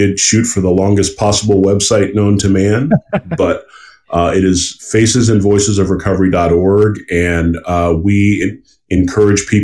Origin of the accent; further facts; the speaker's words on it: the South, United States; I grew up in the South